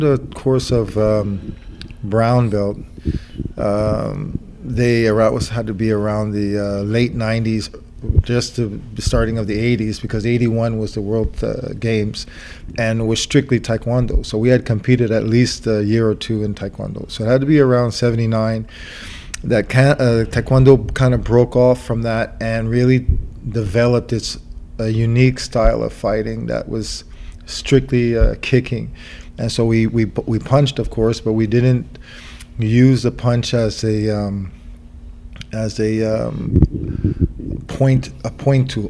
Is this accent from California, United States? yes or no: no; New York, United States; I was from New York